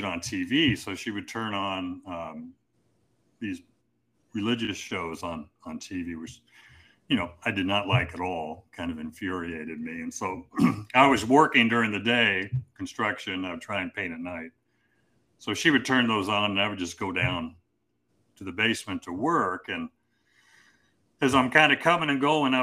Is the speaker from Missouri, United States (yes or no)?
yes; Kansas City, Missouri, United States; we moved back to Kansas City, where I'm from Missouri, kind of home base is Missouri